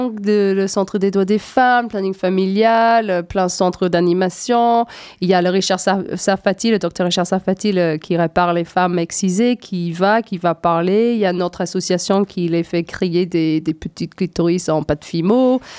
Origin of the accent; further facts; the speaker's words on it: Scotland, United Kingdom; born there; 70% des jeunes femmes en Écosse, c'est mon pays natal, donc forcément ça, ça m'intéresse